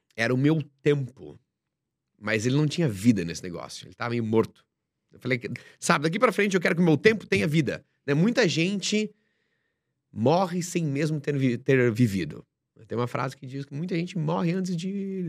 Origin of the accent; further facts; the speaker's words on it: Joinville, Santa Catarina, Brazil; moved away as an adult; Eu sou de Joinville, Santa Catarina, né, uma cidade industrial